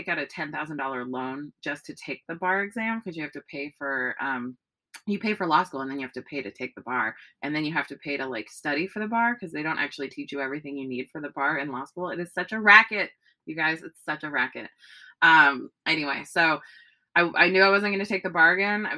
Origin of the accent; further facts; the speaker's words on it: Bay Area, California, United States; also born or lived in New York; now in Los Angeles, United States; I grew up in the Bay Area